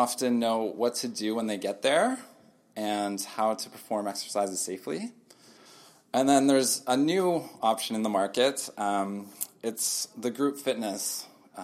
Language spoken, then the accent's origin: English; Richmond Hill, Ontario, Canada; moved away as an adult; also born or lived in Toronto; now in Kelowna, Canada; born and raised in Richmond Hill, which is just north of Toronto